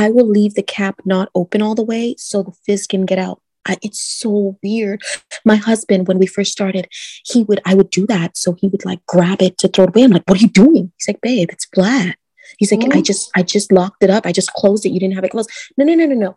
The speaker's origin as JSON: {"language": "English", "country": "Trinidad & Tobago", "moved": "yes", "lives_now": "Orlando, United States", "said": "I'm Trinidadian."}